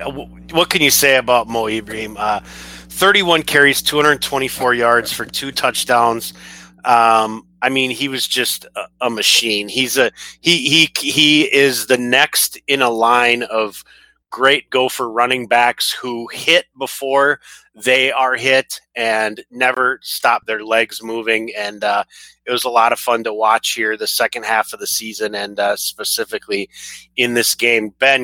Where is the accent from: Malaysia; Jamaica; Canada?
Canada; Hey, as a Canadian, I want to wish you a happy Boxing Day.